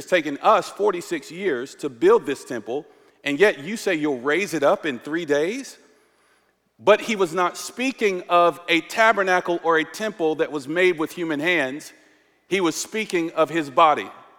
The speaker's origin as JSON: {"language": "English", "region": "North Carolina", "country": "United States", "tie": "born or raised there", "accent": "southern", "said": "But lately, my southern accent, I was born and raised in North Carolina, it's been coming out"}